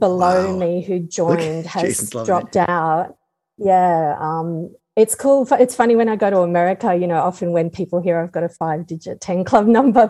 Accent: Canberra, Australian Capital Territory, Australia; Canberra, which is my hometown.

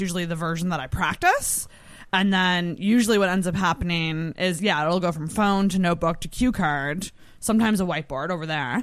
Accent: Antigonish, Nova Scotia, Canada; I'm from Anagonish, which is two hours away

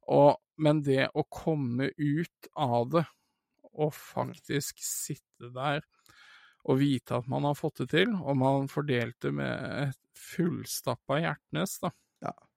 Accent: Sandefjord, Vestfold, Norway; dette er jo den kinosalen jeg er vokst opp med å gå og se film

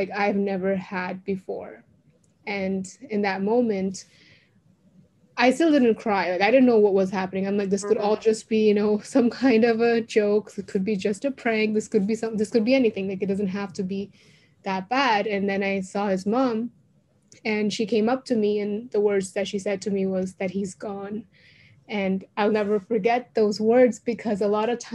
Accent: Canada; also born or lived in India; I was born in India, then I moved to Canada when I was about 8 years old

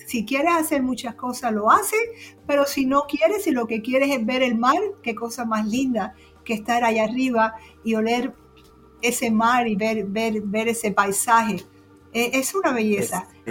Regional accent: Cuba; also born or lived in Florida; now in Michigan, United States; Yo nací en Cuba en el año 55

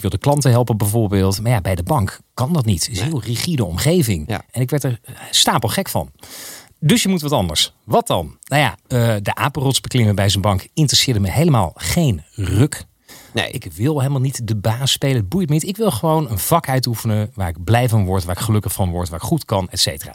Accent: Geldermalsen, Gelderland, Netherlands; ik ben opgegroeid in Geldermalsen

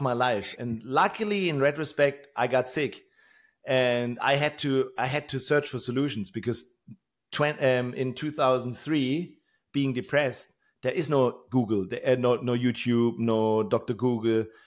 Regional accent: Tübingen, Baden-Württemberg, Germany; in my hometown here in Tübingen

